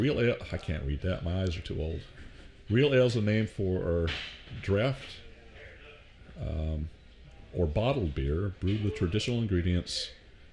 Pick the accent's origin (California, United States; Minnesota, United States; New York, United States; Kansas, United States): New York, United States; Ithaca; now in Oregon, United States; I'm from upstate New York. I'm from Ithaca area, and there's nothing